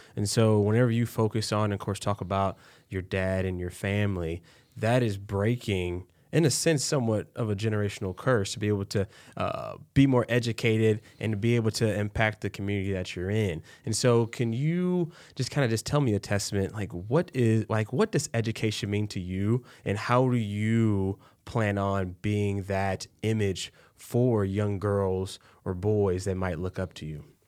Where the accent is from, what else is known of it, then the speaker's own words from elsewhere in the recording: Texas, United States; now in Iowa, United States; I'm from the south, but I'm from Texas